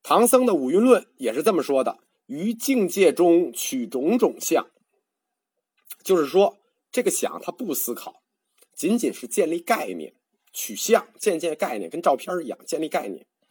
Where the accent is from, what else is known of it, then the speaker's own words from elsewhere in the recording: China; 我们中国人